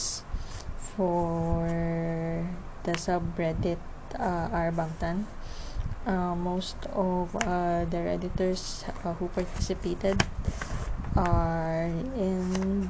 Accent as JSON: {"language": "English", "country": "Philippines", "said": "I am from the Philippines."}